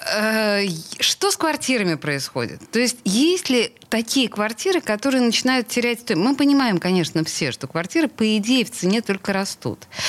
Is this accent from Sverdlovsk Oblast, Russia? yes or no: no; Saint Petersburg, Russia; петербурженка в пятом колене